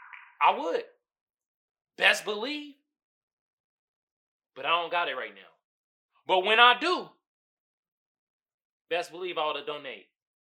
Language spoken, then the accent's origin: English; Oakland, California, United States; moved away; growing up in Oakland, when I was living there, it was a predominantly black neighborhood.